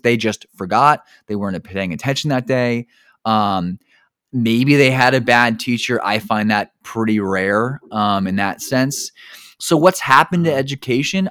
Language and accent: English; New Jersey, United States; I grew up in New Jersey